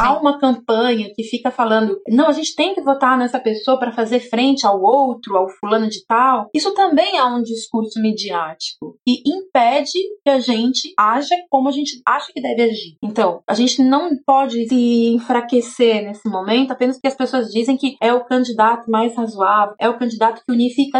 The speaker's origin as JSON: {"language": "Portuguese", "town": "São Bernardo do Campo", "region": "São Paulo", "country": "Brazil", "tie": "born or raised there", "said": "Eu cresci em São Bernardo do Campo, eu vi a militância crescendo do meu lado"}